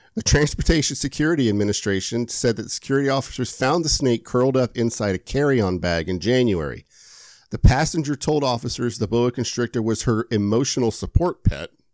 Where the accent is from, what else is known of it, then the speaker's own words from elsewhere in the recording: Polk County, Florida, United States; So this is my home county. I'm from